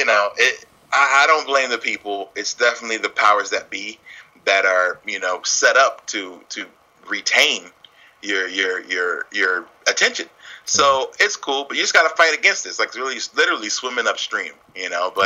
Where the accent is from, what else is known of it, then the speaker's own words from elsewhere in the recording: Philadelphia, Pennsylvania, United States; I'm from Philly